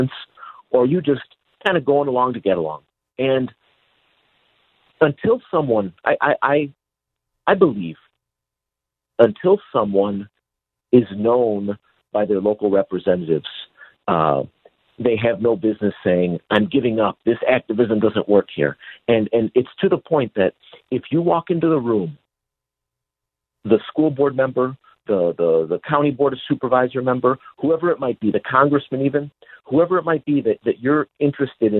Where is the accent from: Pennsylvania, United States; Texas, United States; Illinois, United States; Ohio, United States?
Illinois, United States; Chicago; moved away; also born or lived in California; I'm a transplant from Chicago